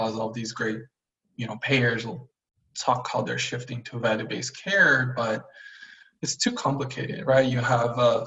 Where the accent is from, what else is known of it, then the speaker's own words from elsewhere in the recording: Brazil; moved away as an adult; also born or lived in China; I was born and raised in Brazil